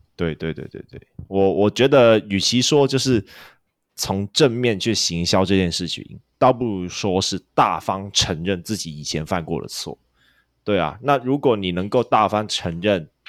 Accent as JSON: {"language": "Chinese", "country": "Hong Kong", "moved": "yes", "lives_now": "Taiwan", "said": "我是香港人"}